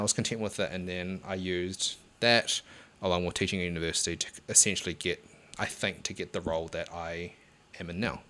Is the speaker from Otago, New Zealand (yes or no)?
no; Hamilton, Waikato, New Zealand; I, I'm from Hamilton as well